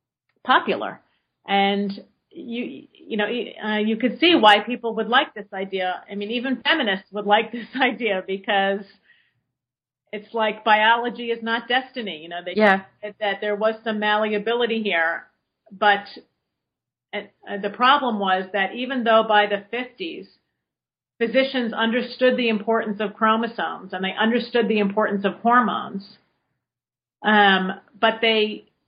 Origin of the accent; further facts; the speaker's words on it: West Coast, United States; some big places like Seattle or San Francisco, I'm from the West Coast